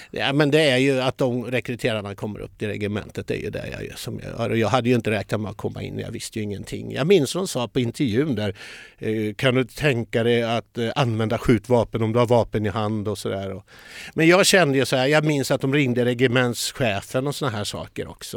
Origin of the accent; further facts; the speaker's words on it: Linköping, Östergötland, Sweden; jag är ju uppfödd i Linköping